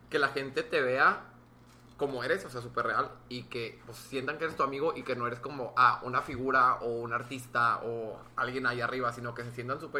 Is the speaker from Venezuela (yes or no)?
no; Monclova, Coahuila, Mexico; now in Monterrey, Mexico; ¿De dónde eres tú? Yo de Monclova.